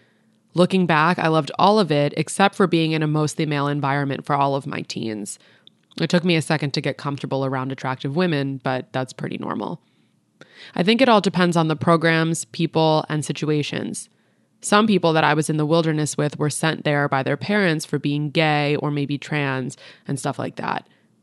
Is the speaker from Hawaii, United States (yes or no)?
no; Athens, Georgia, United States; I'm from Athens, Georgia. I had dyslexia and was in Georgia public school, and it started to get depressing as I got into high school.